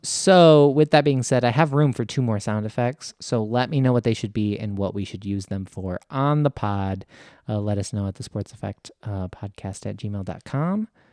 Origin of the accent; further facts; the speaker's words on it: United States; also born or lived in Michigan; me being an American